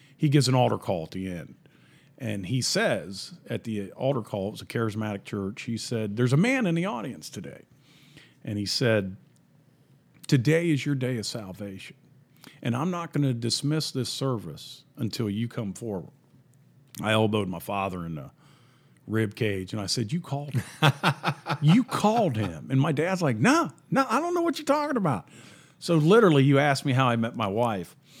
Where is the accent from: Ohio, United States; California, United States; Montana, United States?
Ohio, United States; Columbus; moved away; also born or lived in Mount Vernon, Ohio / Irving, Texas; I grew up in Columbus, Ohio, and my family was all American